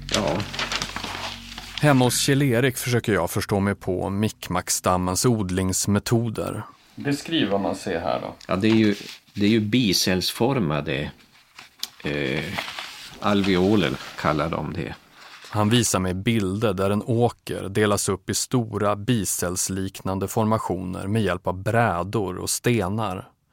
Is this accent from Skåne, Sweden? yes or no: no; Umeå, Västerbotten County, Sweden; jag växte upp i Umeå